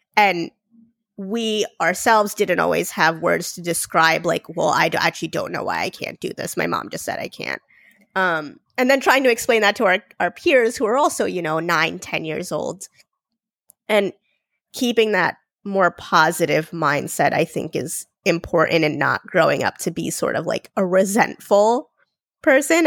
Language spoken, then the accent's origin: English; India; I'm Indian. I was born in India.